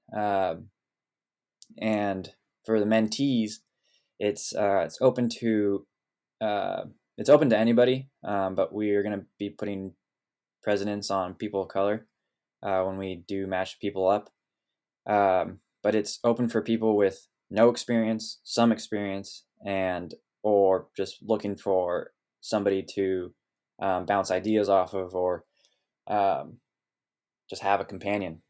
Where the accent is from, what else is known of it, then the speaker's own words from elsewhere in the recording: Sonoma Valley, California, United States; moved away as an adult; now in Oregon, United States; growing up here in Sonoma Valley